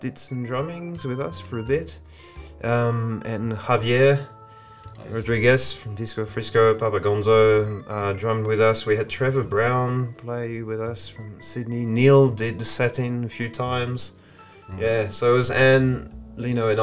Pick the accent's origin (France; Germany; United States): France; English is a second language; moved away as an adult; now in Blue Mountains, Australia; born and raised in France, north of Paris, in the countryside, and studied English there at uni